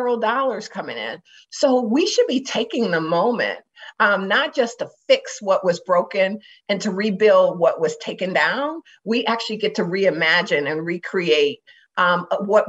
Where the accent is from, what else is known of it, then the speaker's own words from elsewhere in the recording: Detroit, Michigan, United States; now in Minnesota, United States; I'm from Detroit